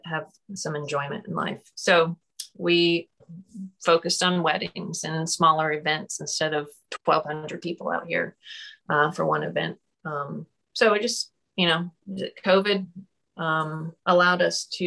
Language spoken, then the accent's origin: English; Wilmington, North Carolina, United States; moved away as an adult; also born or lived in Charlotte, North Carolina; now in Brunswick County, United States; I grew up in Wilmington.